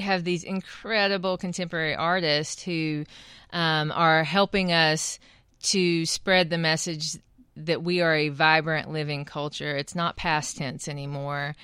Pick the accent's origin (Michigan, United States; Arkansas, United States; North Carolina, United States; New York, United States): North Carolina, United States; Qualla; I also missed a Cherokee community. I missed being around other Native people